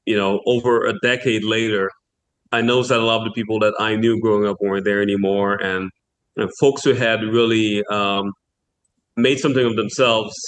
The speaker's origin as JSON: {"language": "English", "town": "Port-au-Prince", "region": "Ouest", "country": "Haiti", "tie": "born or raised there", "said": "by the time I was born in the 80s, it was really becoming a working-class neighborhood"}